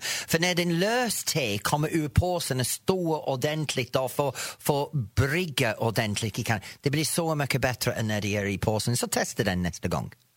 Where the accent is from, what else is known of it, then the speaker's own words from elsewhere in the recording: England, United Kingdom; Swedish is a second language; now in Norrtälje, Sweden; mitt hemland England